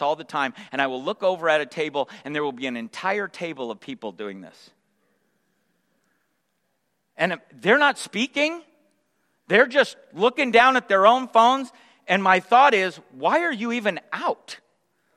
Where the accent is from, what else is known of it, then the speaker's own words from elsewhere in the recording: San Jose, California, United States; also born or lived in Sacramento; We moved from Sacramento to San Jose, and I moved into this little neighborhood that I would call home throughout the rest of my growing up years